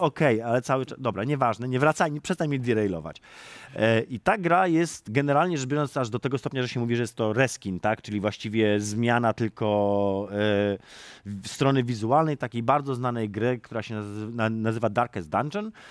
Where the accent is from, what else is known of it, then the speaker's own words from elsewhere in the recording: Warsaw, Masovian Voivodeship, Poland; jestem warszawiakiem z urodzenia